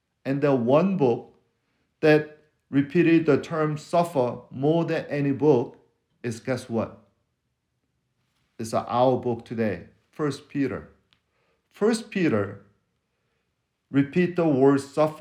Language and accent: English; Seoul, South Korea; accent: foreign accent; English is a second language; now in Texas, United States; I'm from West Korea. Seoul is in the west of Korea